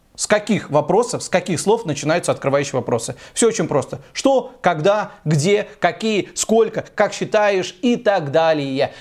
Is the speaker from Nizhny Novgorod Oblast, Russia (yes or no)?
no; Tula, Tula Oblast, Russia; moved away; я из Тулы